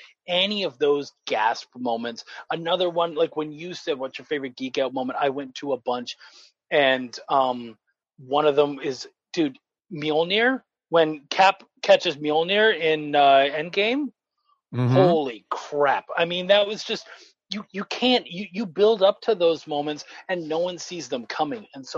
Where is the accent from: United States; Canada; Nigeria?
Canada; moved away; I am a short, hairy Canadian. Like, I'm originally from Canada, moved down here